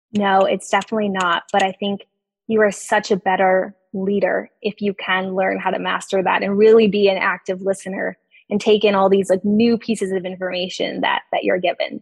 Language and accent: English; on the border of Texas and Mexico, South Texas, United States; moved away as an adult; also born or lived in Dartmouth (New Hampshire) / Charlottesville, Virginia (Darden); I'm originally from South Texas. Um, I grew up right on the border of Texas and Mexico